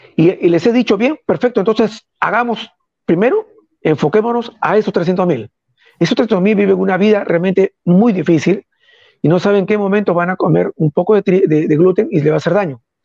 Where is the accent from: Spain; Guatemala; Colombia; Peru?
Peru; soy un peruano que está acostumbrado a servir a todos